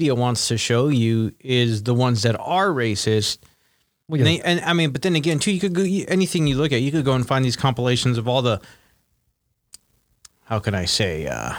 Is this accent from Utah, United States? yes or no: no; Los Angeles, California, United States; I grew up in different areas. I grew up in East LA for part of my life, and then I grew up in the South Bay.